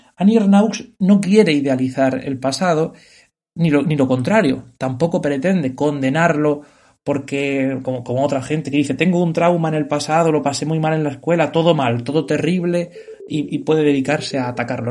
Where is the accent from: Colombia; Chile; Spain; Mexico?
Spain; Yo que soy un hombre español